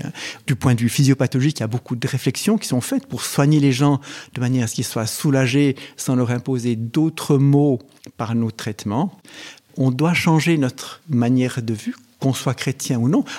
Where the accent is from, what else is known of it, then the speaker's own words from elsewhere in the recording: Switzerland; chez nous en Suisse